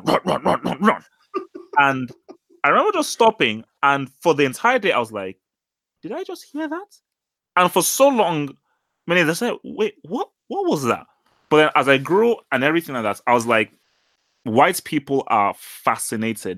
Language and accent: English; England, United Kingdom; growing up in England and, well, not growing up, obviously spending my teenage years in England